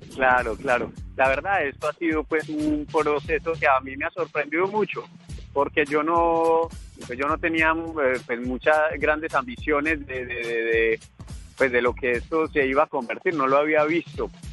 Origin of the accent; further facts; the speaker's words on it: Colombia; now in France; Soy un emprendedor colombiano